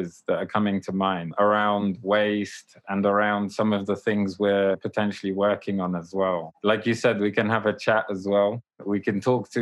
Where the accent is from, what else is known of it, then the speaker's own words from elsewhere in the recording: Poland; moved away; I'm from Poland. I was born in Poland